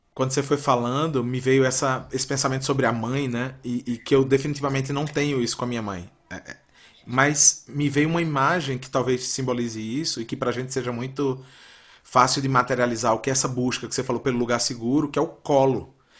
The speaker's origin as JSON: {"language": "Portuguese", "town": "Recife", "region": "Pernambuco", "country": "Brazil", "tie": "born or raised there", "also_born_or_lived": "São Paulo / Minas Gerais", "moved": "as an adult", "said": "eu nasci numa cidade que é uma cidade de praia"}